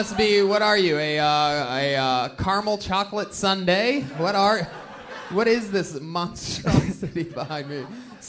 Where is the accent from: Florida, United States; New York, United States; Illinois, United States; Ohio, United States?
Ohio, United States; I mean, no, I'm from Ohio, where they have great athletes.